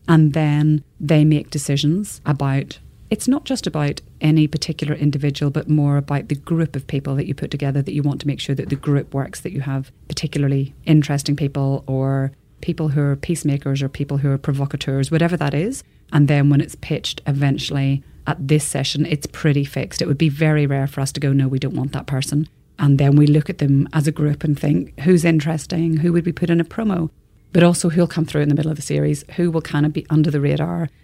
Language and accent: English; Belfast, Northern Ireland, United Kingdom; moved away as an adult; also born or lived in Dublin, Ireland / New Zealand; now in Australia; growing up in Belfast in the 70s was great